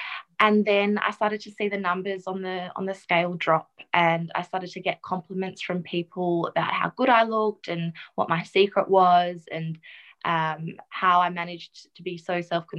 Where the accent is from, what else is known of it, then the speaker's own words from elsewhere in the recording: the Wheatbelt, country Western Australia, Australia; also born or lived in South Africa; now in Perth, Australia; I grew up in South Africa. I was actually born there. And we moved here when I was about 8 with my immediate family into the country. So country WA in the wheat belt.